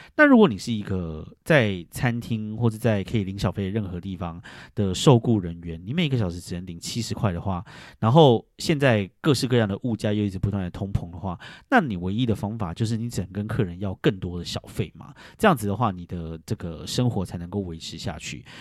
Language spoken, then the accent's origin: Chinese; Taiwan; now in New York, United States; 像我们台湾人